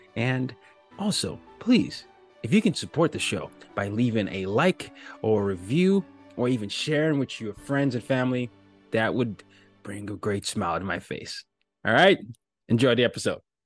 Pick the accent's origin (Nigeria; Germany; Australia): Nigeria; I'm from Nigeria